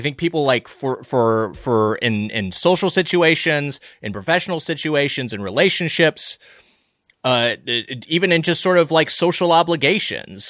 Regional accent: Lakewood, California, United States; I grew up in uh, in uh, Lakewood, California

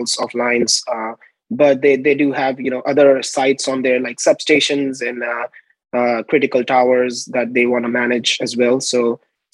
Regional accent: New Delhi, Delhi, India; moved away as an adult; now in United States; I'm originally from India, New Delhi, India

